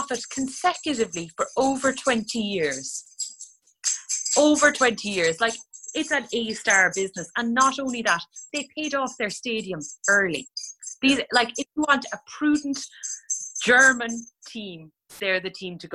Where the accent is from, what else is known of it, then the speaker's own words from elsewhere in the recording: Ireland; I'm from Rosspray.